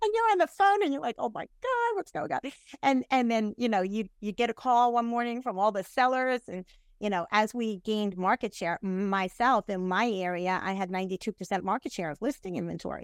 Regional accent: New York, United States; now in Tampa Bay, United States; I'm from New York.

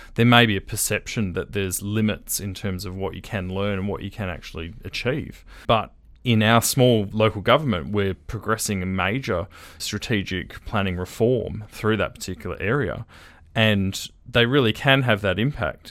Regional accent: Perth, Western Australia, Australia; One of the, uh, duplexes I grew up in was in Riverton

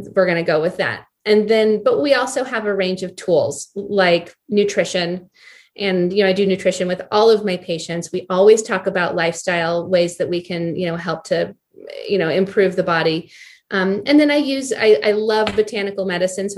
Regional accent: Boulder, Colorado, United States; also born or lived in Seattle / Anchorage; I'm from Boulder. I grew up here in Colorado

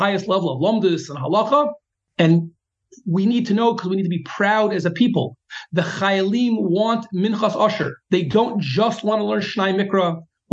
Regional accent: United States; now in Israel; as an American and of middle age

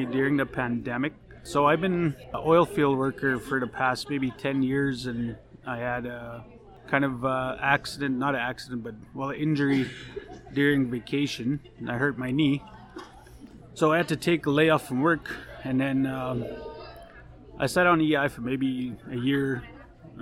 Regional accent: Ahtahkakoop First Nation, Saskatchewan, Canada; moved away as an adult; now in Saskatoon, Canada; I'm from Attakakoot First Nation. Pretty much grew up there.

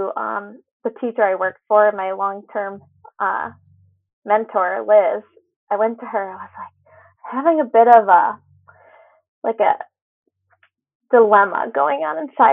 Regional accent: Newington, Connecticut, United States; I grew up in Newington, the town right next to West Hartford

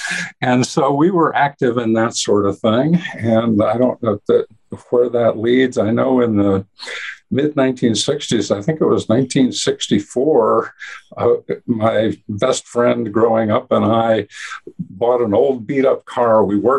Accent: Northern New Jersey, United States; Well, we grew up in the Northeast and Northern New Jersey of all places

